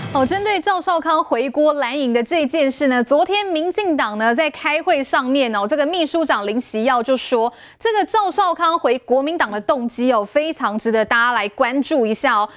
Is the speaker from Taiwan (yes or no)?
yes; Taiwan; 我们台湾人